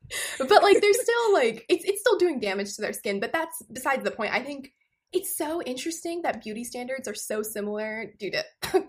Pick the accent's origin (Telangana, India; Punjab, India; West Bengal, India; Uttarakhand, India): Punjab, India; Amritsar; moved away; as someone who grew up in India